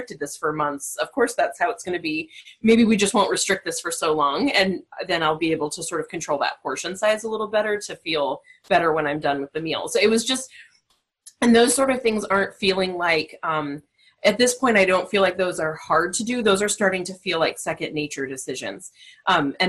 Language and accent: English; Southern California, United States; I'm actually from Southern California. So I think growing up in a coastal town